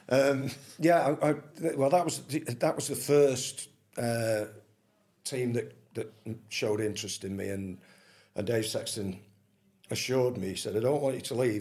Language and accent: English; Manchester, North West England, United Kingdom; I was born in Manchester